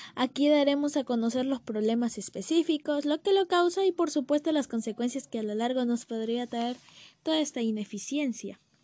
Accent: Peru; Como peruanos

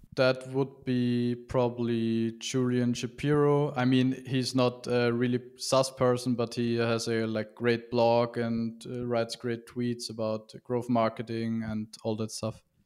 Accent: Vienna, Austria; from Vienna, Austria

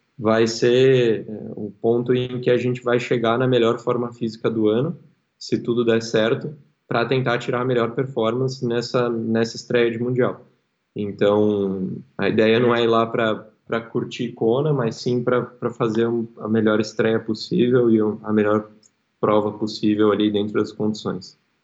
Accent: Porto Alegre, Rio Grande do Sul, Brazil; moved away as an adult; also born or lived in São Paulo; Eu sou eu sou gaúcho, sou daqui, minha família inteira mora aqui

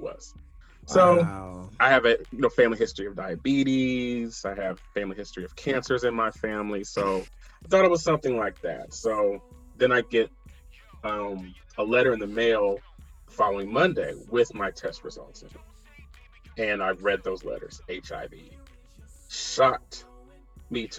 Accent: Ohio, United States; living with my parents in my little hometown in Ohio

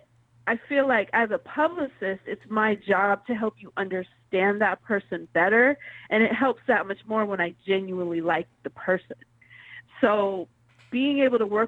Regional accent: Pacific Northwest, United States; moved away; also born or lived in the South (US); she brought me up to the Pacific Northwest, so I was fortunate to be raised

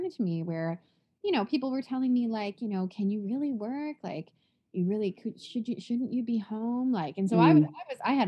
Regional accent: Toronto, Ontario, Canada; moved away as an adult; also born or lived in Southwest Florida; now in Florida, United States; I currently live in Southwest Florida, but I was born and raised in Toronto, Canada, where I live my whole life.

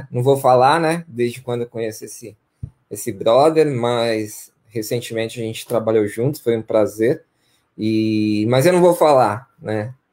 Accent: Campinas, São Paulo, Brazil; eu sou natural de Campinas, né? Cresci aqui num bairro chamado Vila Bela, Vila Castelo Branco, os bairros mais tradicionais da periferia de Campinas, né?

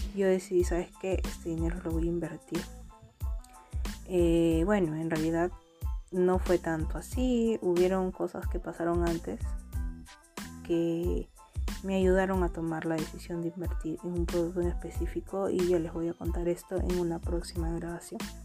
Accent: Huacho, Lima, Peru; soy de Huacho

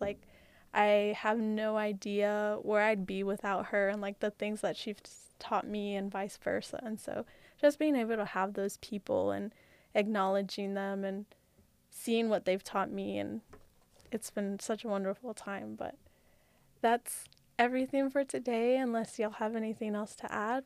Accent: California, United States; moved away; I'm from California

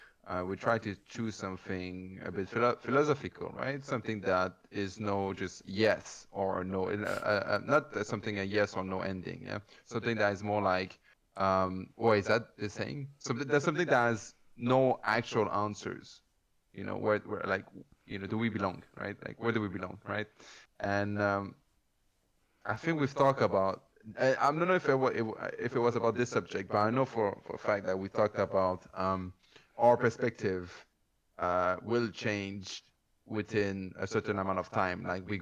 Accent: Canada; Okay, so I am a chick. I am Canadian.

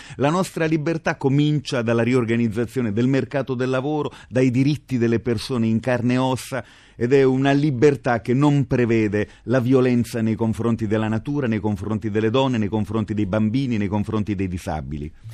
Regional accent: Apulia, Italy; Io amo molto la mia identità di terrone, sono fierissimo di essere pugliese

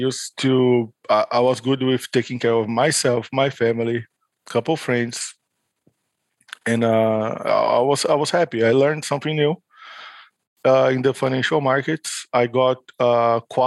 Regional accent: São Paulo, Brazil; São Paulo, which is my hometown in Brazil

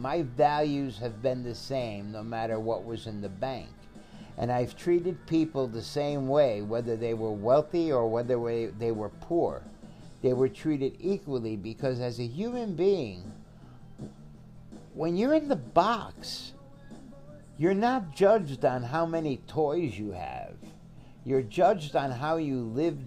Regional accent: Connecticut, United States; I come from a predominantly Italian Catholic neighborhood in a small town in Connecticut

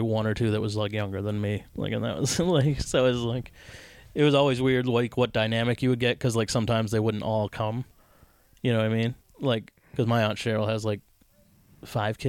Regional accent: Massachusetts, United States; also born or lived in Florida; I was born in Florida, and we only lived there for a year and then moved to Massachusetts

